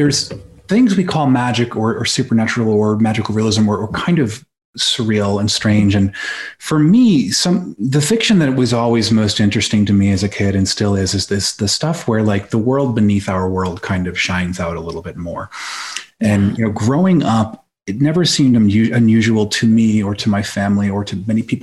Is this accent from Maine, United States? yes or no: yes; Belfast, Maine, United States; Where I grew up in Belfast, Maine, which is in the Mid Coast area.